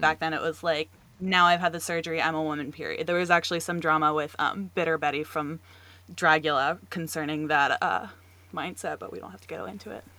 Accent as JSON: {"language": "English", "region": "North Carolina", "country": "United States", "said": "I, too, am from North Carolina. I'm still here"}